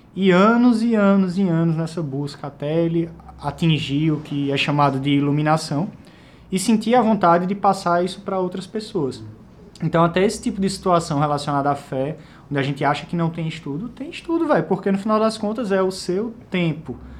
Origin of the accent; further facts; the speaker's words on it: Caruaru, Pernambuco, Brazil; also born or lived in Recife; eu cresci em Caruaru, né? Eu fui estudar em Recife